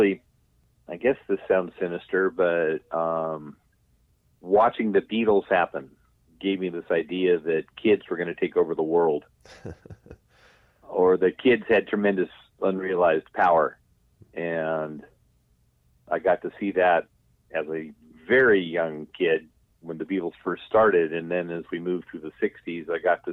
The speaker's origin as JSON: {"language": "English", "town": "Lakewood", "region": "California", "country": "United States", "tie": "born or raised there", "said": "I grew up in a suburb of Southern California called Lakewood"}